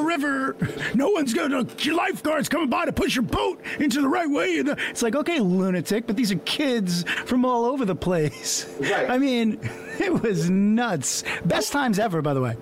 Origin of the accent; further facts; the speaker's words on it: Long Island, New York, United States; growing up in Long Island